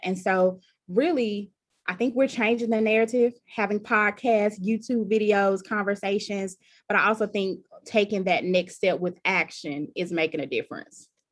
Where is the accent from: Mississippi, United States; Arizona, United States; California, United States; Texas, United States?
Mississippi, United States; about an hour from Columbus, rural; my hometown that's very rural and you know there aren't any services nearby